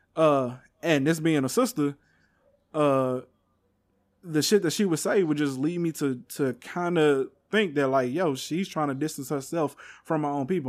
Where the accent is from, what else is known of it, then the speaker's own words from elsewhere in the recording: Texas, United States; I'm from Texas